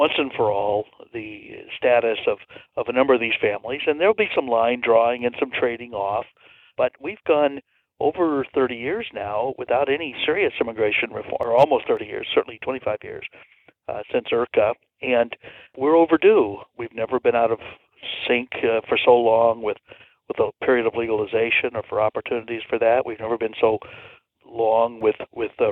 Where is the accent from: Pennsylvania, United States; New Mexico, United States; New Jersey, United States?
New Mexico, United States; Santa Fe; now in Houston, United States; my hometown of Santa Fe, New Mexico